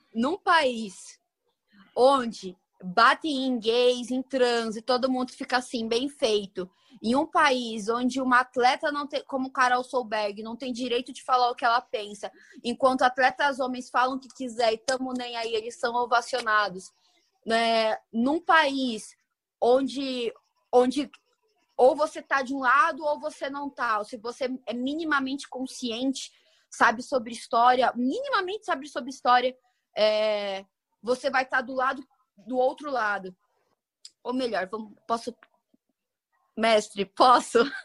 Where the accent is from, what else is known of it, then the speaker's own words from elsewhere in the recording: Brazil; como brasileira